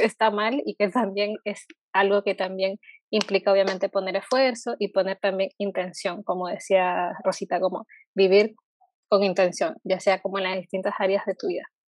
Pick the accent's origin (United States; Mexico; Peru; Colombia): Peru; now in Chile; yo, por ejemplo, soy de Perú, vivo acá en Chile